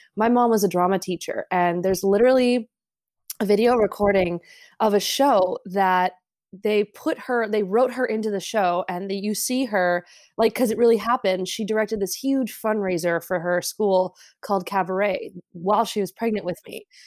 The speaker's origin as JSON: {"language": "English", "town": "Los Angeles", "region": "California", "country": "United States", "tie": "born or raised there", "said": "we grew up in Los Angeles."}